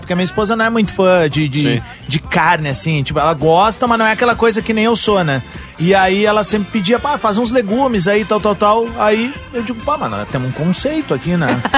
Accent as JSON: {"language": "Portuguese", "town": "Viamão", "region": "Rio Grande do Sul", "country": "Brazil", "tie": "born or raised there", "said": "quando era piá em Viamão"}